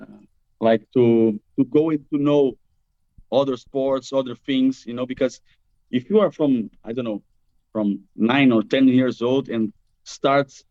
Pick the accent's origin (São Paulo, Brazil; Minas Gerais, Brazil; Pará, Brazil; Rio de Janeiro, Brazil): Rio de Janeiro, Brazil; English is a second language; now in Italy; I'm from Rio